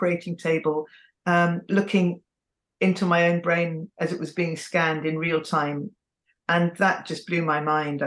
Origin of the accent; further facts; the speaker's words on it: England, United Kingdom; I'm also English, because that's all I've known